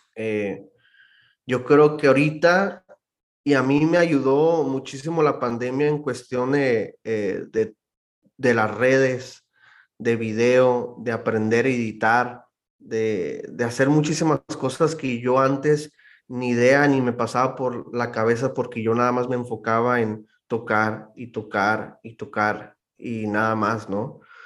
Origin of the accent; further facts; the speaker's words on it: Mexicali, Baja California, Mexico; moved away as an adult; also born or lived in Rosarito / Tijuana; now in Phoenix, United States; Soy de Mexicali, Baja California. Crecí en Mexicali, eh, pero nací en Tijuana, en Rosarito.